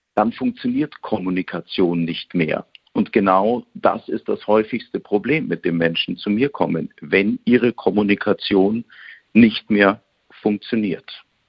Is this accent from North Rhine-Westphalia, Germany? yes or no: no; Bavaria, Germany; accent: Bavarian; Spots, die ich in Bayerisch einsprechen kann